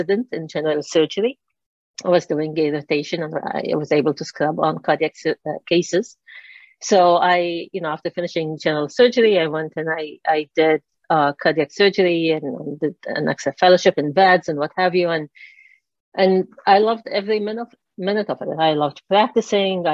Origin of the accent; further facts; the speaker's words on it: Lebanon; moved away as an adult; I grew up in Lebanon.